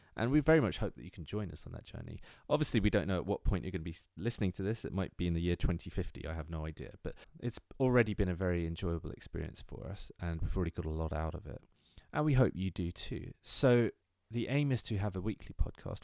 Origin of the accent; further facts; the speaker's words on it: London, United Kingdom; I am from London, England